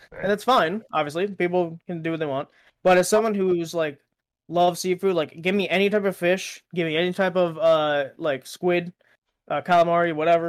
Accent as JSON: {"language": "English", "country": "United States", "tie": "born or raised there", "said": "I was born in America"}